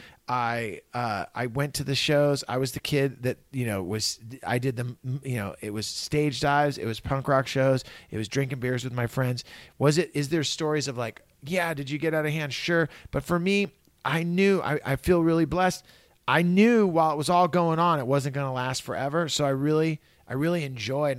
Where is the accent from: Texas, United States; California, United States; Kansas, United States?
California, United States; Santa Cruz; I grew up in Santa Cruz. I grew up in California